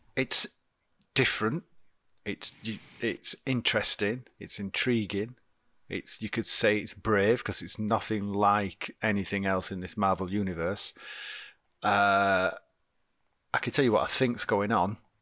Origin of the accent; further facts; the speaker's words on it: United Kingdom; we're British